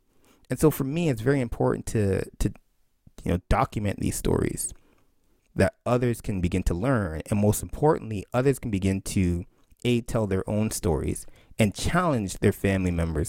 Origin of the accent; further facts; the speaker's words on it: Barbados; of youth growing up in Barbados. And it was a critique of the education system. It was, okay, so we're going to school under this British system.